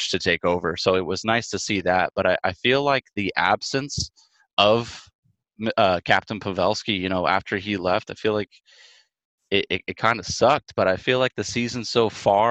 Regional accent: Northern California, United States; growing up in Northern California, we don't see a whole lot of snow

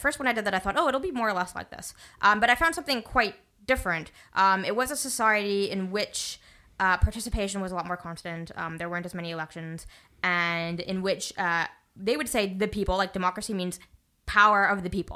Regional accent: Canada

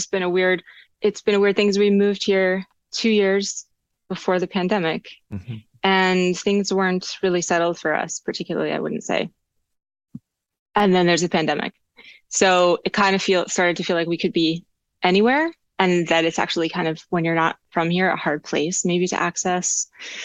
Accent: Charlottesville, Virginia, United States; now in Los Angeles, United States; Charlottesville is my hometown scene

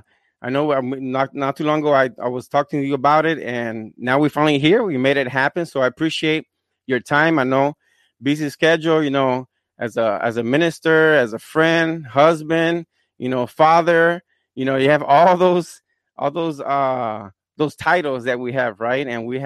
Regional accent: Fajardo, Puerto Rico; I'm from Puerto Rico as well. I'm from Fajardo. But, you know, we're both bilingual

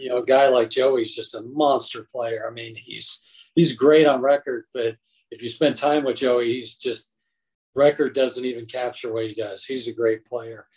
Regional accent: Colorado Springs, Colorado, United States; my hometown of Colorado Springs

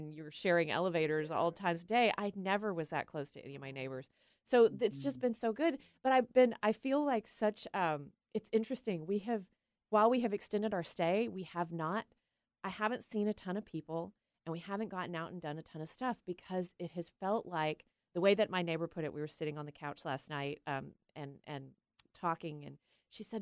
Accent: Tyler, Texas, United States; moved away as an adult; also born or lived in Austin, Texas; now in Washington, United States; my hometown, the small place in East Texas in Tyler where I grew up

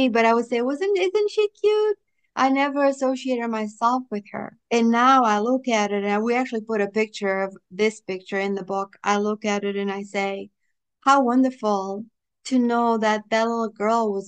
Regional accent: Pico, Azores, Portugal; English is a second language; also born or lived in Boston, Massachusetts, United States; now in North Carolina, United States; I'm from an island called Pico, P-I-C-O. That's where I was born and where I grew up.

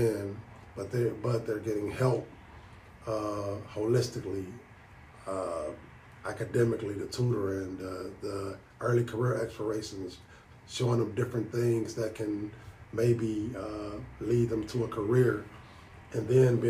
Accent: Detroit, Michigan, United States; And if anybody knows about Detroit, that's not the most desirable area.

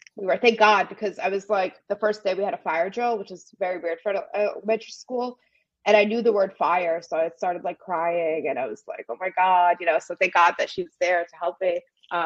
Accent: New Jersey, United States; English is a second language; also born or lived in Ukraine / Brooklyn, New York; But mostly I grew up in New Jersey because my parents had moved when I was like, so like from 3 to 8, I lived in Brooklyn, and then we moved to New Jersey. So I grew up there.

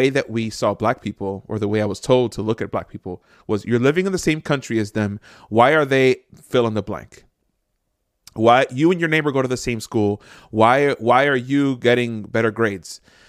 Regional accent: Jersey City, New Jersey, United States; So I grew up in Jersey City.

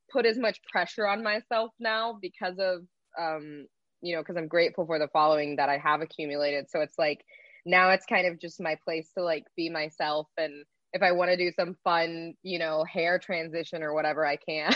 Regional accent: Texas, United States; moved away as an adult; now in Los Angeles, United States; I was originally from Texas, born and raised there my whole life, and I moved out to Los Angeles

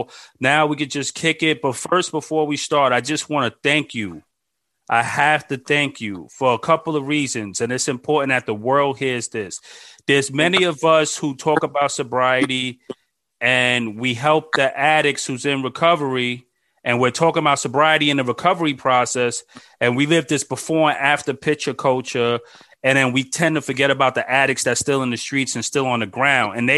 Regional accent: New York, United States; I'm from Brooklyn

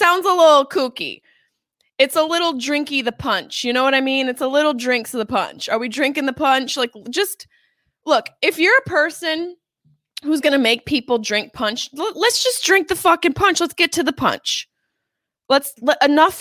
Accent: Syracuse, New York, United States; accent: Syracuse; now in Los Angeles, United States; my Syracuse accent

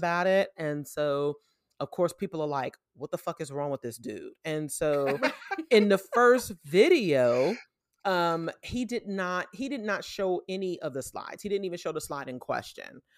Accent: New York City, New York, United States; now in Atlanta, United States; New York City, w, my hometown

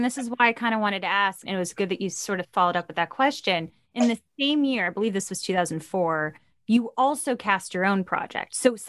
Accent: New York, United States; I grew up in New York.

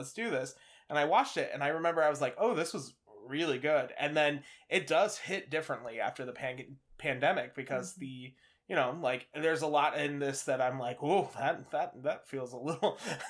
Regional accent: Midwest, United States; I was from the Midwest.

